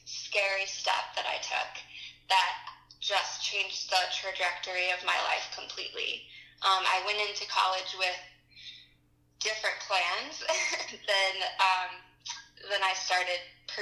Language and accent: English; Missouri, United States; moved away as an adult; also born or lived in Kansas City; now in Colorado, United States; I was born and raised in Missouri